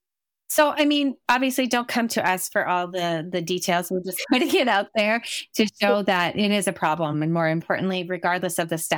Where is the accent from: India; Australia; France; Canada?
Canada; obviously, you're in the States right now, but we're both Canadian.